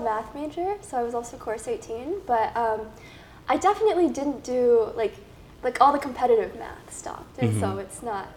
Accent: a suburb outside of Chicago, Illinois, United States; moved away as an adult; now in Boston, United States; I'm originally from Chicago, or I'm from a suburb outside of Chicago. Mm-hmm. But yeah, and then I've lived there my whole life

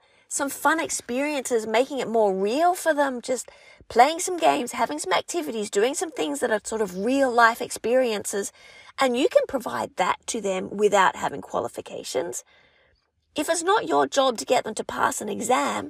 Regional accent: Australia; accent: Aussie; first language English; Being an English speaker, my French is spoken with an accent, a bit of an Aussie accent.

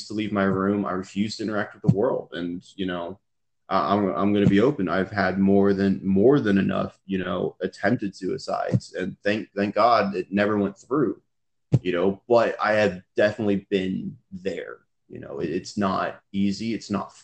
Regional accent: Texas, United States; also born or lived in California; We moved to Texas from California

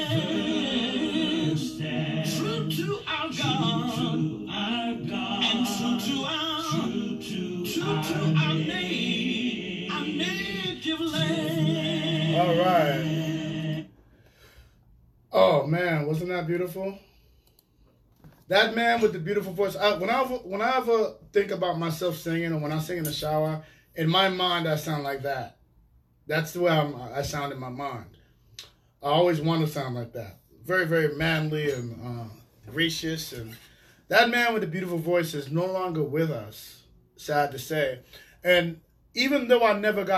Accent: New York City, New York, United States; moved away as an adult; now in Hartford, United States; I grew up in New York City housing projects

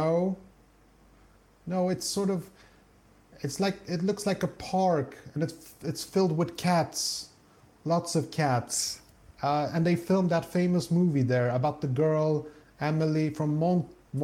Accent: Stockholm, Stockholm County, Sweden; moved away as an adult; now in south of Sweden, Sweden; I grew up in Stockholm

